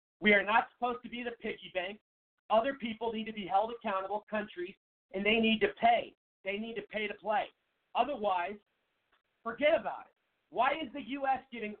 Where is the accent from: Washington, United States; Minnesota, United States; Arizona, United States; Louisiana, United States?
Arizona, United States; in my home state, Kristen Sinema, Arizona, she's a moderate.